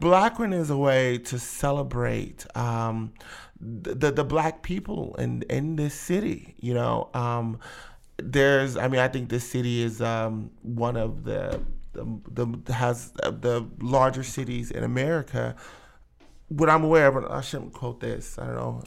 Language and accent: English; Akron, Ohio, United States; I'm from Akron, born and raised